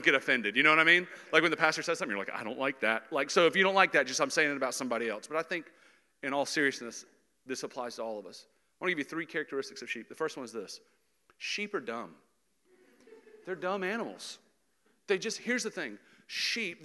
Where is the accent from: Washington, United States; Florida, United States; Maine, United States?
Florida, United States; Jacksonville; I grew up in Jacksonville, Florida